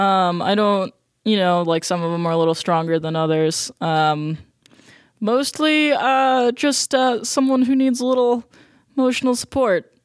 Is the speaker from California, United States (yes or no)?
no; Colorado, United States; moved away; also born or lived in New Jersey / Ohio; mostly in Colorado